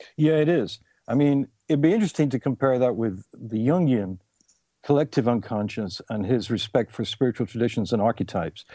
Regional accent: England, United Kingdom; I was born in England

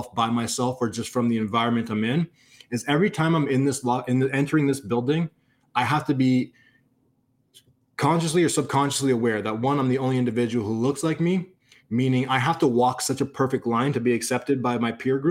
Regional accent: Canada; I'm a Canadian kid.

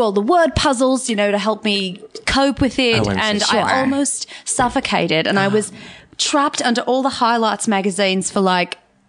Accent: Tasmania, Australia; A lot of people think that, but no. I'm actually from Tasmania.

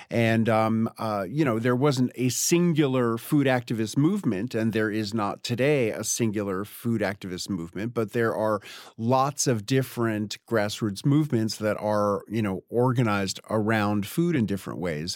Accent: New York, United States; now in Tennessee, United States; grew up on the Upper West Side

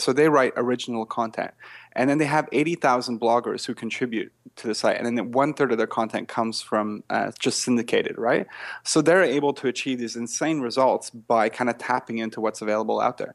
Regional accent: Canada; accent: Canadian; now in Australia; I'm actually not Australian, but I'm French Canadian

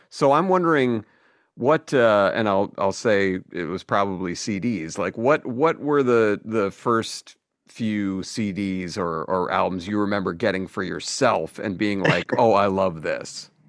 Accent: Glenview, Illinois, United States; I'm from I'm from Glenview actually.

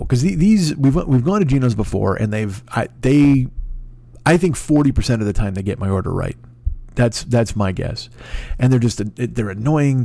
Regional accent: Chicago, Illinois, United States; moved away; I'm from fucking Chicago

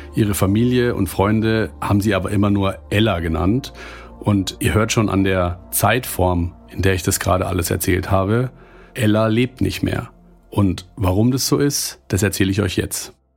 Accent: Germany; hier bei uns in Deutschland

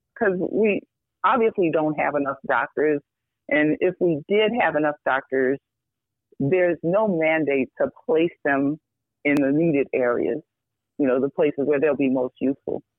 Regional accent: New York, United States; moved away as an adult; now in Chicago, United States; I grew up in New York, um, not in the best circumstances, but um, loved.

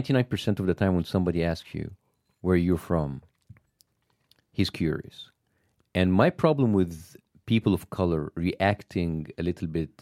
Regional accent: Dhaka, Dhaka Division, Bangladesh; Just like, you know, yeah, I am from Dhaka. I'm from Bangladesh.

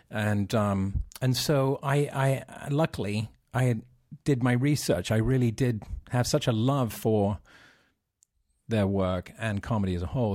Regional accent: England, United Kingdom; growing up in England

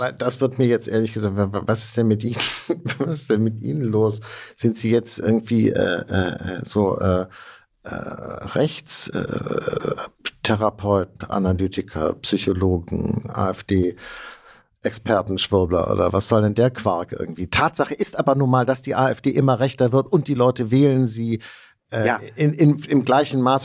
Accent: West Germany, Germany

